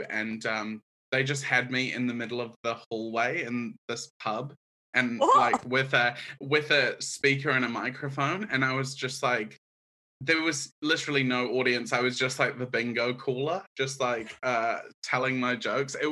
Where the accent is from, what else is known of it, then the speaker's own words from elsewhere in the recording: Auckland, New Zealand; accent: hybrid; moved away as an adult; now in London, United Kingdom; I am from Auckland. I grew up there.